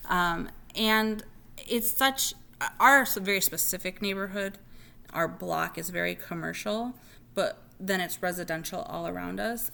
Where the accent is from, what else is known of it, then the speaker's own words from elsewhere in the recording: Zion, Illinois, United States; now in Bloomington, United States; My hometown of Zion, Illinois